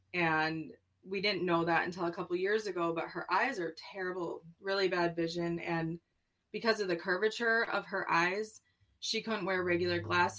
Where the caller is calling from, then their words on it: Minnesota, United States; I am in Minnesota.